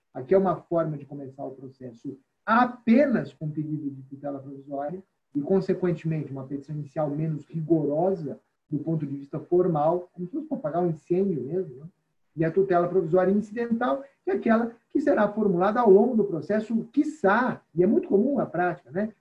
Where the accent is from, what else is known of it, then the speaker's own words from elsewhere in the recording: São Paulo, Brazil; o nosso estado de São Paulo